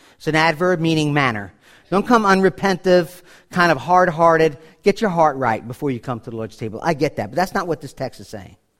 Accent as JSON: {"language": "English", "town": "New York City", "region": "New York", "country": "United States", "said": "I'm from New York City"}